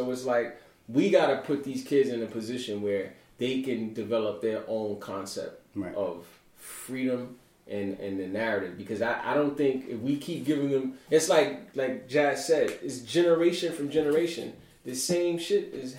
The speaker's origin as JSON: {"language": "English", "town": "New York City", "region": "New York", "country": "United States", "tie": "born or raised there", "said": "growing up in Brooklyn in the time that I grew up. And metal detectors was in our school in 1986 in high school."}